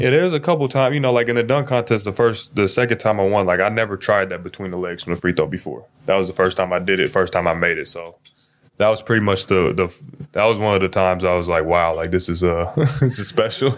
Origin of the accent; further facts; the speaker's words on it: Seattle, Washington, United States; I grew up in Seattle